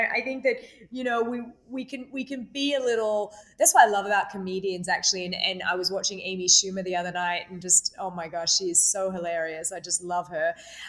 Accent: Australia; You know, I came from Australia.

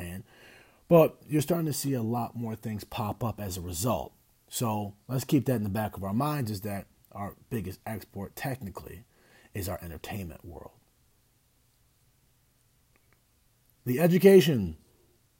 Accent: United States; as an American

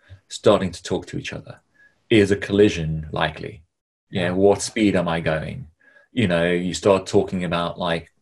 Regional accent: South Africa; growing up in South Africa

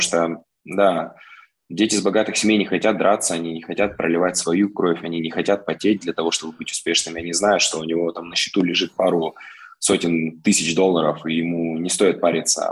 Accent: Omsk, Omsk Oblast, Russia; Коренной амич, родился, вырос здесь.

